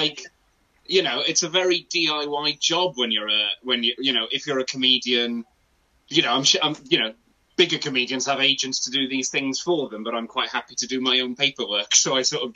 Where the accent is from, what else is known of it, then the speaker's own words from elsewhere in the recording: Wales, United Kingdom; first language Welsh; English is a second language; I'm a Welsh speaker, that's my first language.